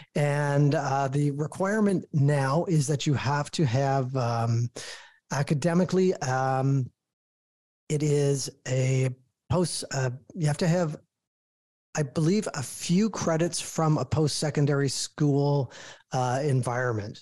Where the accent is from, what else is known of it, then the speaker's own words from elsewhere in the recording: Toronto, Ontario, Canada; I'm born and raised in Toronto